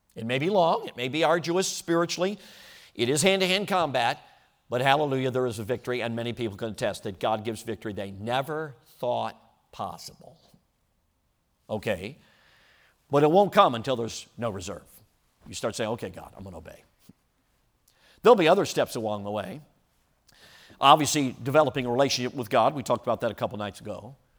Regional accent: Chicago, Illinois, United States; moved away; Back when I was growing up, I grew up in Chicago.

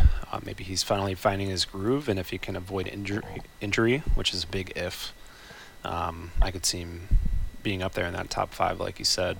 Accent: Philadelphia, Pennsylvania, United States; I'm from Philly

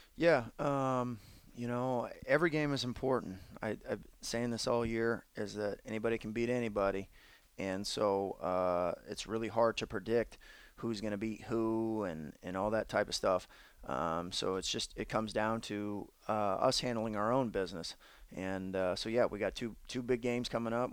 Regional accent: Phoenix, Arizona, United States; now in Portland, United States; being born in Phoenix and and living there for quite some time

